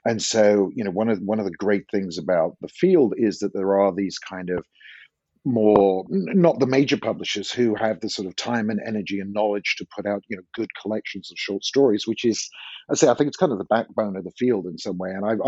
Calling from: Santa Cruz, California, United States; I'm talking from Santa Cruz, which is a kind of smallish university town about 70 miles south of San Francisco on the west coast of California.

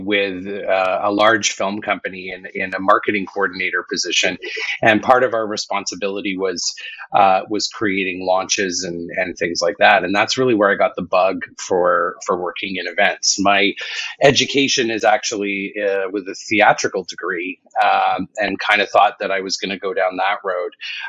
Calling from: Vancouver, British Columbia, Canada; Calling in from Vancouver, British Columbia.

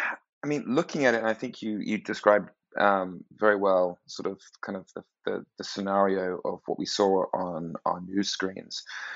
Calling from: Washington, District of Columbia, United States; Hi, David. I'm also in Washington, D.C.

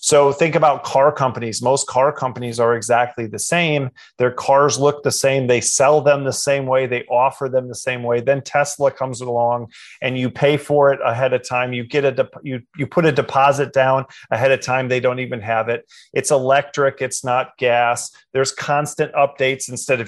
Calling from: Goldsboro, North Carolina, United States; Here I am in Goldsboro, North Carolina, just about an hour east of Raleigh.

